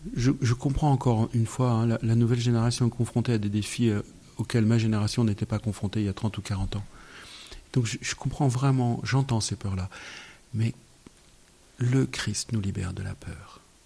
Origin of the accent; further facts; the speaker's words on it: France; Je suis né en France en 1963.